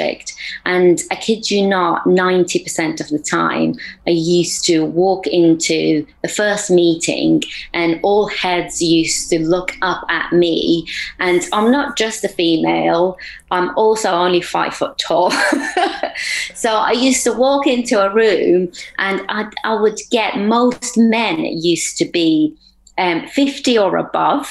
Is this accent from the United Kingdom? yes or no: yes; United Kingdom; also born or lived in Afghanistan; I moved to the UK, and so I've been brought up in the UK